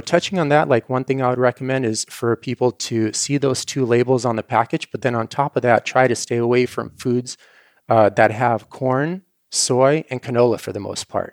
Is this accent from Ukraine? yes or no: yes; Ukraine; moved away; the kind of farm I grew up on in Ukraine